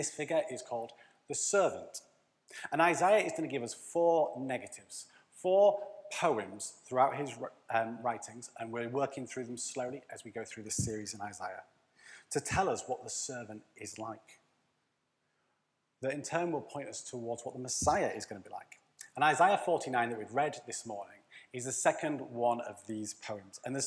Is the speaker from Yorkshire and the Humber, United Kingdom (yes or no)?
yes; Leeds, Yorkshire and the Humber, United Kingdom; So we would pay Yorkshireman mode, because we're from Leeds